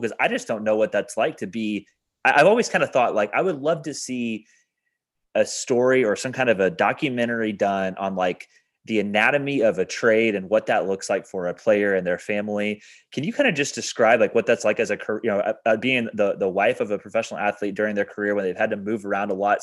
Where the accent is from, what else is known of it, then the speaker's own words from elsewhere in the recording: Evansville, Indiana, United States; I'm from Evansville